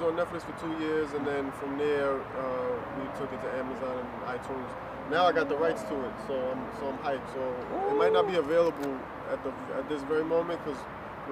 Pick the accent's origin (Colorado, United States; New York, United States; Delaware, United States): New York, United States; New York City; also born or lived in Queens, New York / Brooklyn, New York; Born and raised Washington Heights